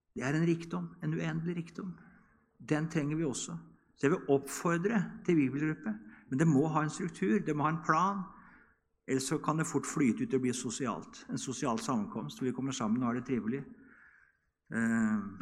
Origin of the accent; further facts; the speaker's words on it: Norway; Hjemme på Bedresund, når vi var små, så var det søndagsskole klokka ti